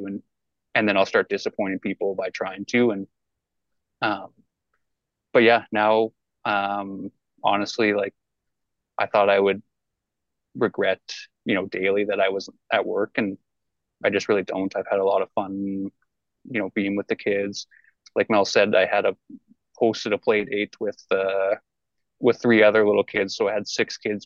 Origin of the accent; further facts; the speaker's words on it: Hay Lakes, Alberta, Canada; also born or lived in Fort McMurray; I'm from Hay Lakes, so small town, same school from kindergarten to grade 12